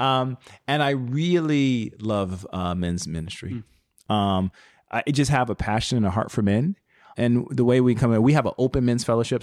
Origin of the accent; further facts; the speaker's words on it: Chicago, Illinois, United States; I was born and raised on the South Side of Chicago